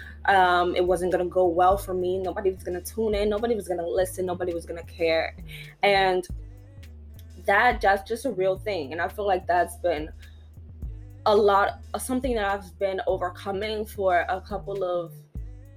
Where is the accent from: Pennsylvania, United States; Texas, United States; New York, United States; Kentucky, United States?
New York, United States; New York City; I was from New York, bro. I was from the Bronx. I grew up in poverty